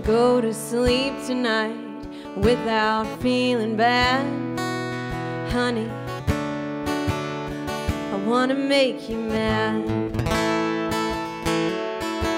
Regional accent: Arkansas, United States; moved away as an adult; now in Nashville, United States; I'm originally from Arkansas, but I moved to Nashville

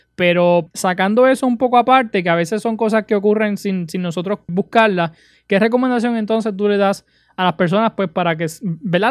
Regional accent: Utuado, Puerto Rico; mi pueblo de Utuado

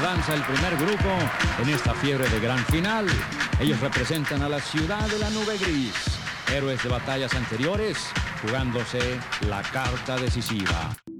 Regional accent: Tepic, Nayarit, Mexico; vengo de Tepic, fíjese que yo tengo una agencia de publicidad

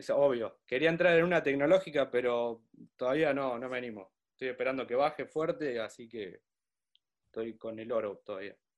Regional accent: Pergamino, Buenos Aires Province, Argentina; Yo soy de Pergamino

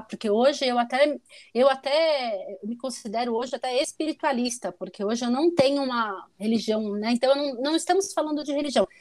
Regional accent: São Paulo, Brazil; moved away as an adult; also born or lived in Porto Alegre; Morei em Porto Alegre, sou originalmente paulista

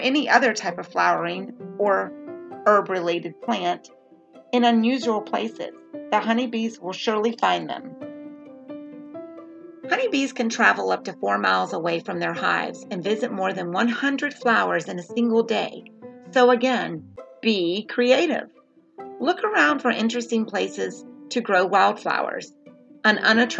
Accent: the South, United States; I'm from the South

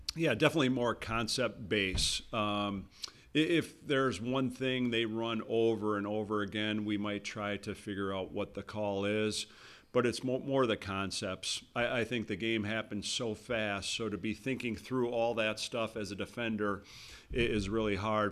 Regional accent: Wauwatosa, Wisconsin, United States; I'm from Wauwatosa, so Gillies on, on Blue Mound

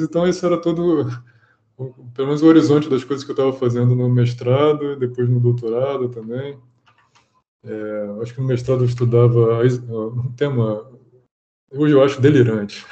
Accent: Rio de Janeiro, Brazil; eu sou natural do Rio

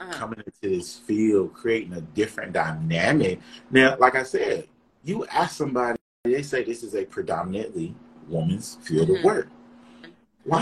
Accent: Durham, North Carolina, United States; I'm from the Bull City

